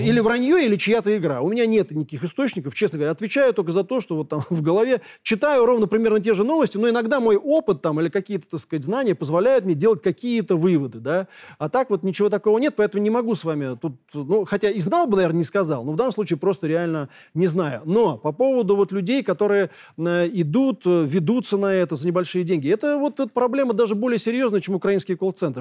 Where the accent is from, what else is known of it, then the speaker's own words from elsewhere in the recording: Moscow, Russia; Я коренной москвич